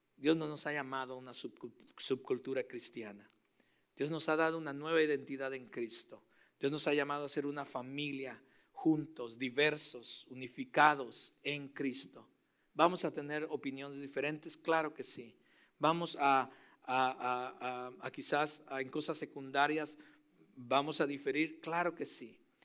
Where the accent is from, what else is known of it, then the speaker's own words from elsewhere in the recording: Mexico; moved away; Yo soy mexicano